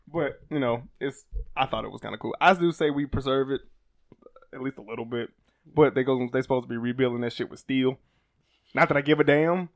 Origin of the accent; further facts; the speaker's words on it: Alabama, United States; I'm from Alabama